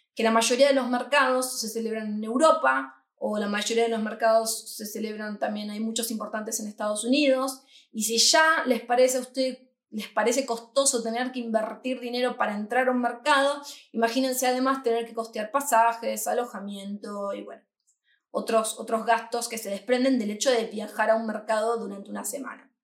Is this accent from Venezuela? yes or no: no; Argentina; moved away as an adult; now in Madrid, Spain; nosotros somos de Argentina, hace un año que estamos instalados aquí en Madrid